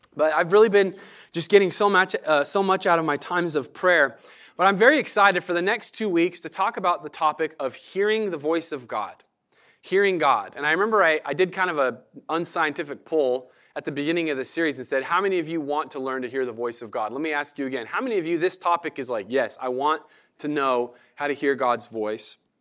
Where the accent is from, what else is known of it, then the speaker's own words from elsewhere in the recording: Medford, Oregon, United States; moved away as an adult; now in Eugene, United States; I grew up in Medford, uh, grew up around the Rogue Valley down there in that area.